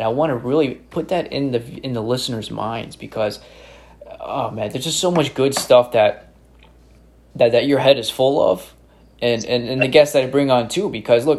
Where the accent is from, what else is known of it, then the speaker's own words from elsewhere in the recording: Albany, New York, United States; accent: upstate; Upstate New York, Albany, the capital.